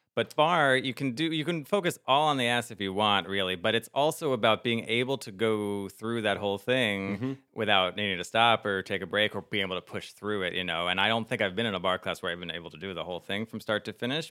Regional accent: New Jersey, United States; growing up in New Jersey in the late '90s, early 2000s

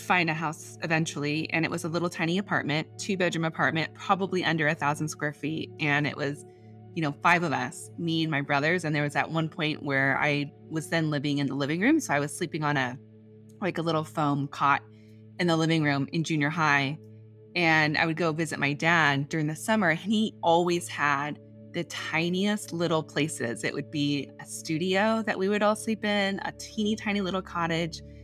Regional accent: San Diego, California, United States; I grew up in San Diego, but I travel. I I was born in Northern California, and came down here, and we came down to San Diego

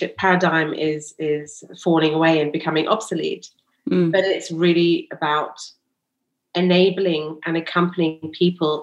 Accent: London, United Kingdom; We were born and bred in London

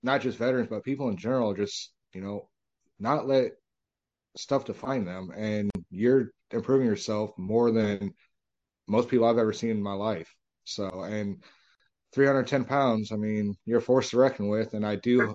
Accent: Illinois, United States; now in Texas, United States; I'm from Illinois.

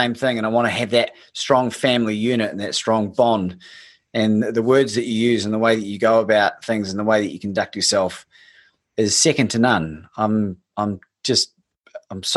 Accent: Christchurch, Canterbury, New Zealand; I grew up in Christchurch

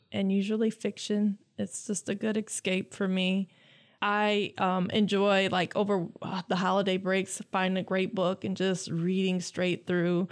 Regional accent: Lansing, Michigan, United States; I am from Lansing. I graduated from J W Sexton. I grew up on the West Side

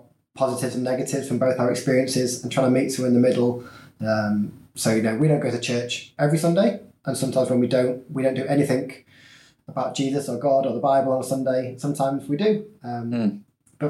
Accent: Leeds, Yorkshire and the Humber, United Kingdom; moved away as an adult; now in Liverpool, United Kingdom; I grew up in Leeds

